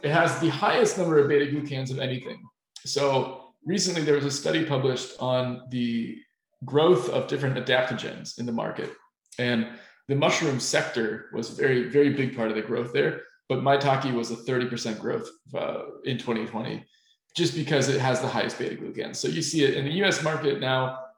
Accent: Finland; we're from Finland

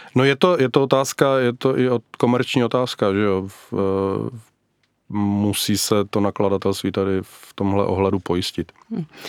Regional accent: Czechia; u nás v Brdech

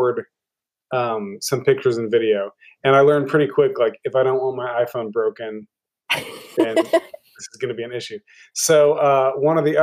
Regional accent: Norman, Oklahoma, United States; I'm from Oklahoma, pretty much. I grew up in Norman, lived there since I was two

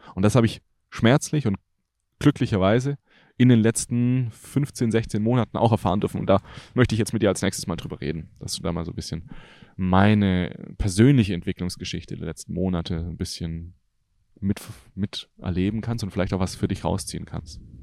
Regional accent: Germany; ich liebe Deutschland, das ist meine Heimat

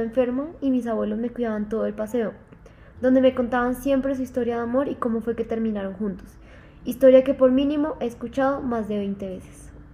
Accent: Mérida, Yucatán, Mexico; now in Colombia; Nací en Mérida, en el estado de Yucatán, de México, en el 2001.

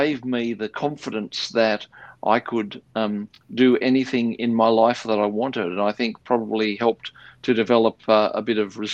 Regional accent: Sydney, New South Wales, Australia; I was born in Sydney, in the inner west of Sydney, and grew up there.

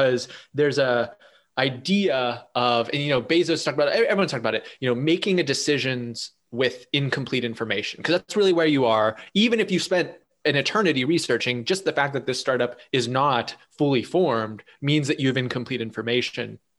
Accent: Pittsburgh, Pennsylvania, United States; Us Pittsburghers

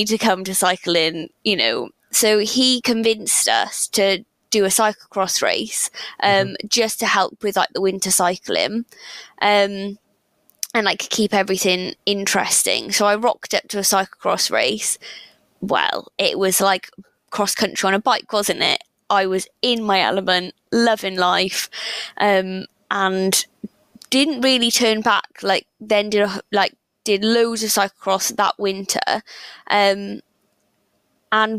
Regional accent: Llantwit Major, Wales, United Kingdom; also born or lived in Reading; I grew up in Atlantic Major by the sea

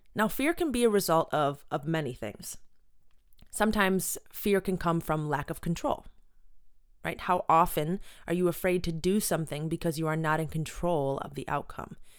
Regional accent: Buffalo, New York, United States; Born and raised in Buffalo

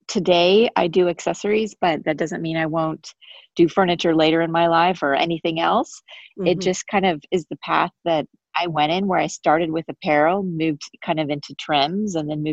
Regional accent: Dallas, Texas, United States; I'm from Dallas, Texas, where I actually currently am at the moment.

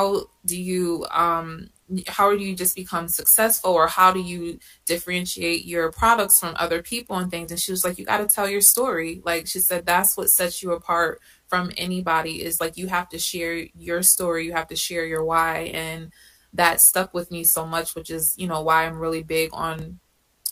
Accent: Connecticut, United States; moved away as an adult; now in Atlanta, United States; I'm originally from Connecticut

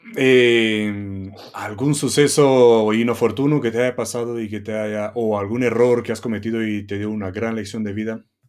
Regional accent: Romania; now in Costa Blanca, Spain; Yo de origen rumano, pues llegar a Tegucigalpa en, un, trabajo

